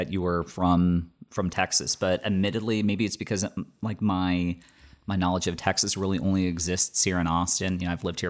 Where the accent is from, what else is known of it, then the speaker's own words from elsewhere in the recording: Bermuda; accent: Bermudian; I come from a different country and I've completely lost my Bermudian accent. I can't even do a Bermudian accent.